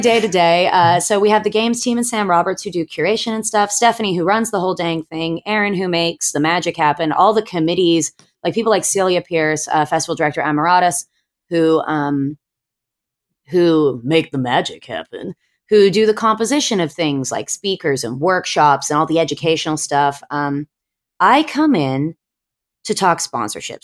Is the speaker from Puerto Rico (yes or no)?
no; Australia; now in California, United States; I'm originally from Australia. My family's over here. So I ended up coming home to Aussie